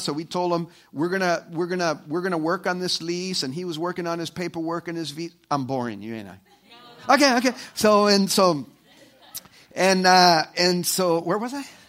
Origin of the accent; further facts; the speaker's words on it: El Salvador; moved away; El Salvador. And that's, uh, uh, you know, my, my, my home country